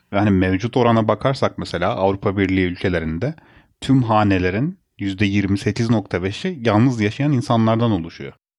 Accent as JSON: {"language": "Turkish", "region": "Bursa", "country": "Turkey", "tie": "born or raised there", "said": "ben yaşadığım şehirde, büyüdüğüm şehirde üniversite okudum"}